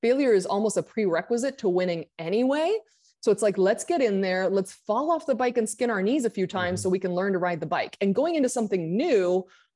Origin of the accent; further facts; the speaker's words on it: Argentina; moved away as an adult; also born or lived in Santa Monica; now in United States; I grew up in Argentina, came back to the US at 21